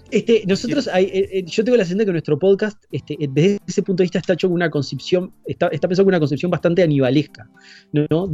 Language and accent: Spanish; Uruguay; nuestro lugar de origen, digamos, sería Uruguay